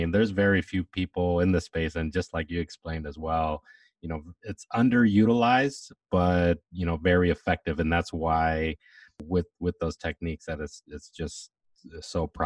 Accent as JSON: {"language": "English", "town": "Atlanta", "region": "Georgia", "country": "United States", "tie": "born or raised there", "said": "Yeah, I'm from Atlanta, Georgia, born and raised."}